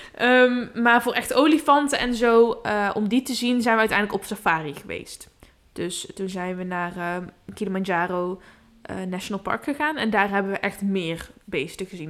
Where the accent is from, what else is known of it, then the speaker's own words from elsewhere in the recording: Netherlands; En dan zit je daar als Nederlander met je, met je, met je witte hoofd